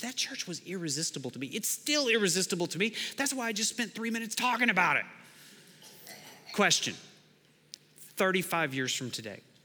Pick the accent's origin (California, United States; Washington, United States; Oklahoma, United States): Oklahoma, United States; Lawton; I grew up in Lawton, Oklahoma